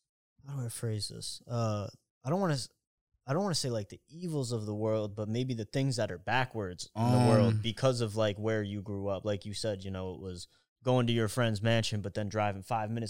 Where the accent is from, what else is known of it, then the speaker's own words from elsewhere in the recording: Poughkeepsie, New York, United States; moved away; growing up in Poughkeepsie